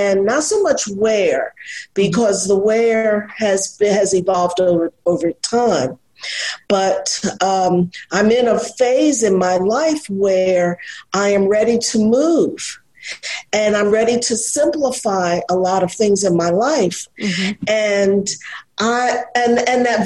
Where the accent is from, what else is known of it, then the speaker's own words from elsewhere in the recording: Philadelphia, Pennsylvania, United States; I was born and raised in Philadelphia